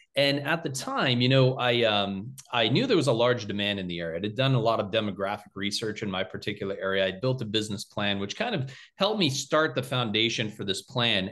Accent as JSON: {"language": "English", "town": "Littleton", "country": "United States", "tie": "born or raised there", "said": "I came back to my hometown of Littleton to practice."}